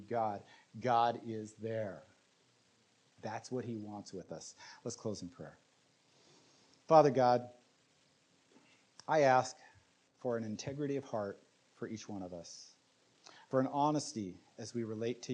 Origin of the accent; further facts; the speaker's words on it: United States; we as American Christians